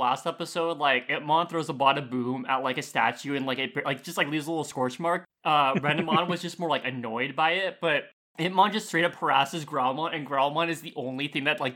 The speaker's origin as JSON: {"language": "English", "country": "United States", "said": "I'm an American."}